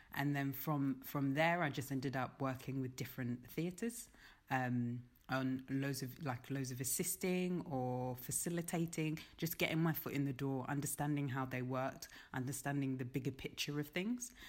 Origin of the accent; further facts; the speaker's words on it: London, United Kingdom; now in Birmingham, United Kingdom; I'm from London